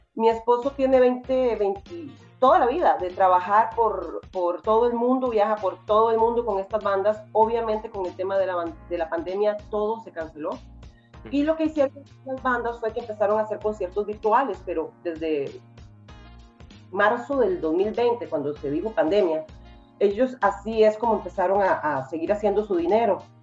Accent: Costa Rica; moved away as an adult; now in United States; soy de Costa Rica

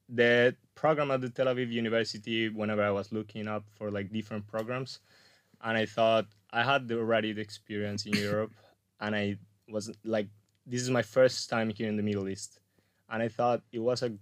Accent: Colombia; English is a second language; also born or lived in Spain / New Zealand / Australia / Portugal; So, well, first of all, like I'm Colombian, but I'm also Spanish.

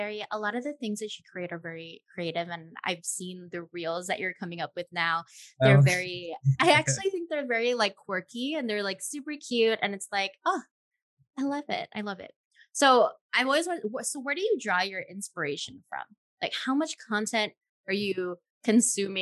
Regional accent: Nanakuli, Hawaii, United States; I'm actually from Nanakuli, so the west side here. West side. On Oahu

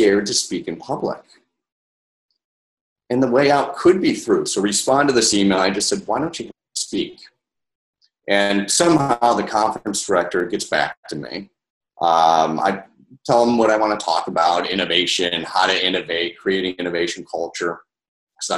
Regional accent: Syracuse, New York, United States; also born or lived in Skaneateles, New York; I'm from Central New York, obviously, and I grew up a fifth generation retailer. My parents had a grocery store right in Syracuse, New York. And so it's where I grew up

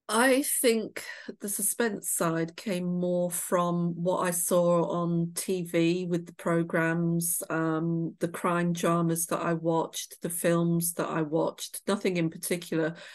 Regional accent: Shropshire, West Midlands, United Kingdom; moved away; I grew up in a pub in the middle of nowhere. It was a country pub in Shropshire

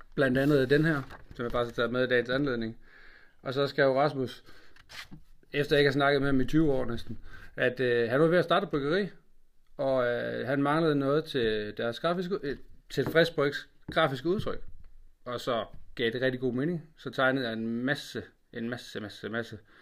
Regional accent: Funen, Southern Denmark, Denmark; fra Fyn, hvor jeg er fra

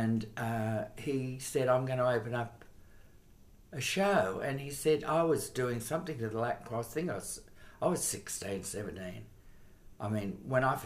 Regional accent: Sydney, New South Wales, Australia; I was born on the harbour. I was born in Balmain

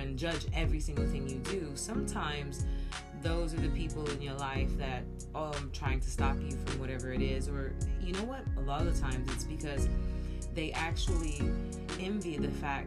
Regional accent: United States; I am American

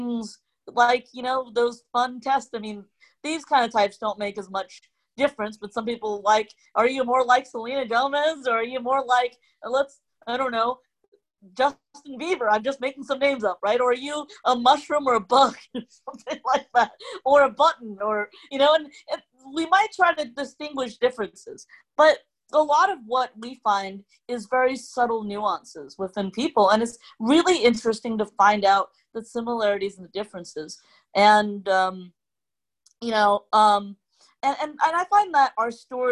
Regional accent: Hong Kong; first language Cantonese; English is a second language; moved away; I'm an immigrant from a subsection of a country, a big country named China, and I'm originally from Hong Kong

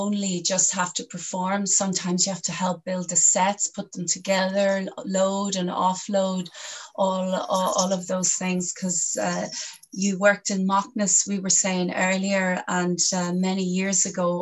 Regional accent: County Donegal, Ireland; now in Galway, Ireland; I'm from Donegal, which is further northwest in Ireland

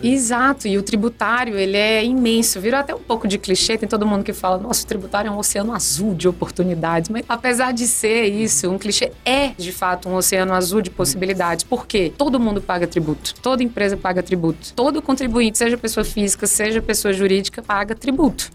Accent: Teresina, Piauí, Brazil; moved away as an adult; also born or lived in Maranhão; now in São Paulo, Brazil; eu sou uma piauiense de Teresina. Morei muitos anos no Maranhão, então venho aí de cidades nordestinas, sou uma nordestina. E há 10 anos resolvi abraçar São Paulo

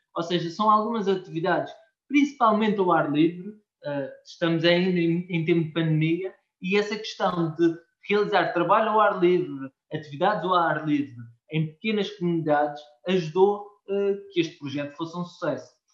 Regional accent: Madeira, Portugal; nós somos, somos portugueses

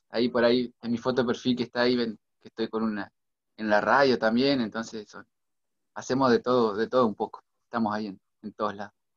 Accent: Villaguay, Entre Ríos, Argentina; yo soy de Villaguay, Entre Ríos

